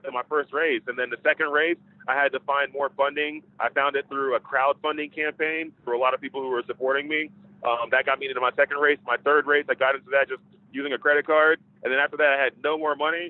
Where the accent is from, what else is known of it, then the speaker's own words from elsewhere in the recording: Dallas, Texas, United States; moved away as an adult; I'm originally from Dallas, Texas